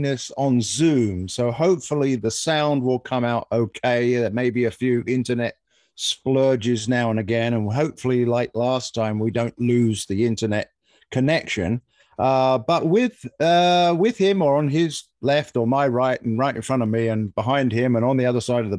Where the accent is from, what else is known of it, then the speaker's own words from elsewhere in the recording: United Kingdom; moved away; I'm the Brit